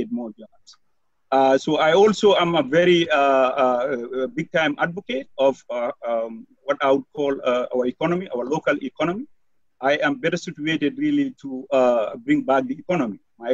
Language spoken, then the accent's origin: English; Gambia; now in Madison, United States; I am an immigrant from West Africa, Gambia. I have lived in Madison, Wisconsin for over 20 years.